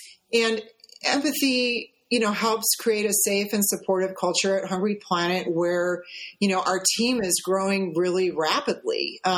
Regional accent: Midwest, United States; because I grew up in the Midwest, like you said, just miles and miles and miles of this monocrop out there, you know.

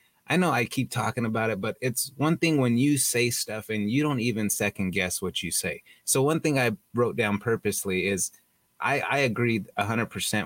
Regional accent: California, United States; somebody come from my part of California

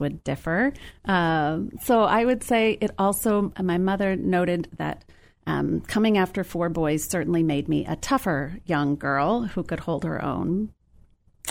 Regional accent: Modesto, California, United States; I grew up in the San Joaquin Valley of California in the town of Modesto

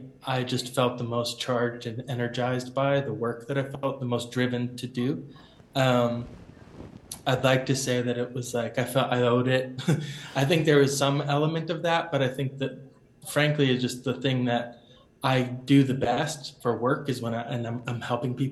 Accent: Boston, Massachusetts, United States; I was born and raised in Rosendale and Jamaica Plain in the city

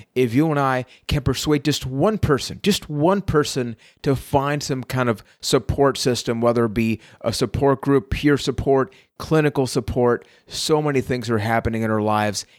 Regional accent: Puerto Rico; I am from Puerto Rico

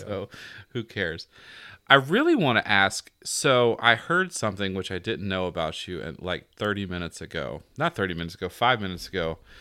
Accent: the South, Southern United States, United States; accent: Southern; my Southern accent comes out

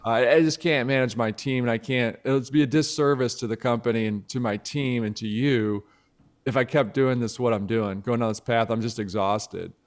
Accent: Midwest, United States; I'm from the Midwest, I'm from the Midwest

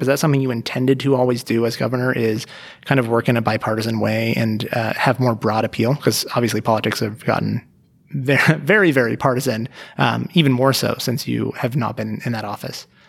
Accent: Reno, Nevada, United States; moved away as an adult; also born or lived in Las Vegas / Portland / Bay Area; I grew up here in Reno

